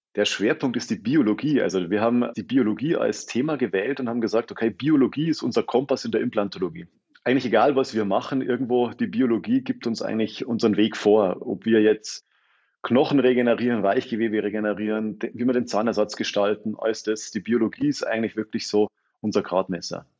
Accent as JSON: {"language": "German", "town": "Freising", "region": "Bavaria", "country": "Germany", "tie": "born or raised there", "also_born_or_lived": "Munich / Potsdam", "accent": "Bavarian", "moved": "as an adult", "lives_now": "Berlin, Germany", "said": "ich bin gebürtiger Freisinger, also eigentlich mehr oder weniger Großraum München"}